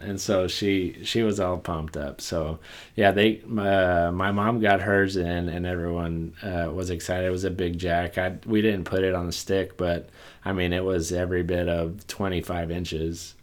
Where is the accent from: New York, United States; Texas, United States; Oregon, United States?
Texas, United States; Port Isabel area, South; born or raised there; now in Houston, United States